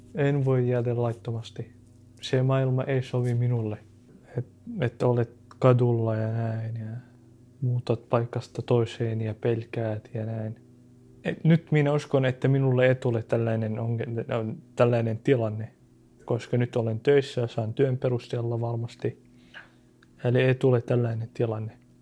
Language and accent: Finnish; Syria; Finnish is a second language; now in Finland; mä olen syyrialainen